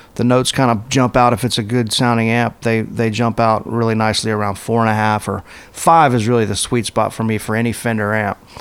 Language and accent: English; United States; moved away as an adult; now in Nashville, United States; I grew up on the Gulf Coast, right on the Florida Alabama state line